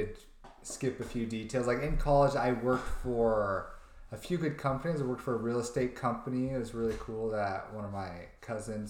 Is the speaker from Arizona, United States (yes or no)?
yes; Chandler, Arizona, United States; also born or lived in Gilbert, Arizona; I'm born and raised in Arizona. Mm-hmm. I grew up in Chandler up until I was about 11, moved over here in Gilbert when I was in sixth grade.